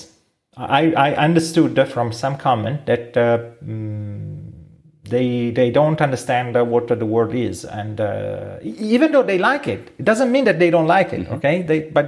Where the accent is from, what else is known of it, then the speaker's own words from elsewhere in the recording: Italy; accent: Italian; English is a second language; we are from Italy, yes. And we have an accent we cannot hide